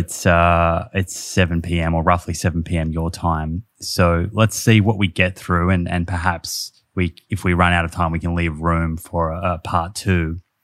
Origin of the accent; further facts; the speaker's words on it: Australia; I'm from Australia